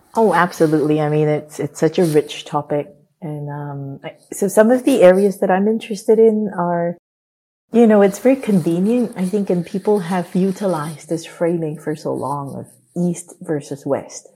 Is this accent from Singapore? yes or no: yes; Singapore; moved away; having been born and brought up in Singapore